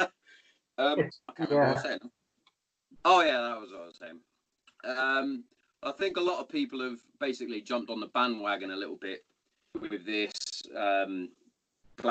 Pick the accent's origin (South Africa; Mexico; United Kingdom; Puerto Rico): United Kingdom; Hereford, West Midlands; moved away; my hometown. I'm from Hereford originally